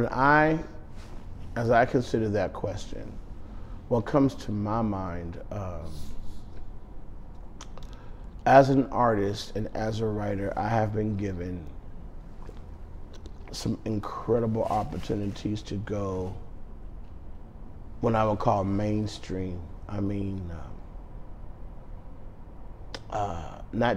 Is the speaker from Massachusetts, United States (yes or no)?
no; Phoenix, Arizona, United States; I grew up in Phoenix, Arizona, born and raised.